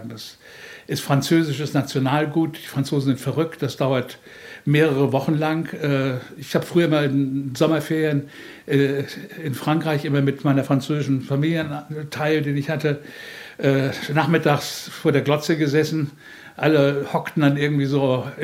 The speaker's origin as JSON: {"language": "German", "region": "Northern Germany", "country": "Germany", "said": "Ich fand dieses norddeutsche Phlegma, was er hatte, ich bin selber Norddeutscher, kann das gut verstehen."}